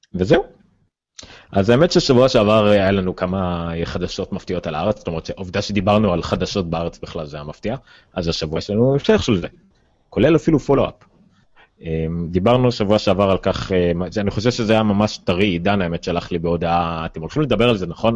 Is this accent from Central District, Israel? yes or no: yes; Ramla, Central District, Israel; אני מרמלה